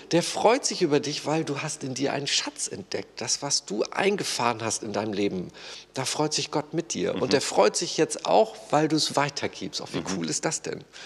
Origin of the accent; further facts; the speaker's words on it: Germany; Ich als Deutscher in meinem Sozialstaat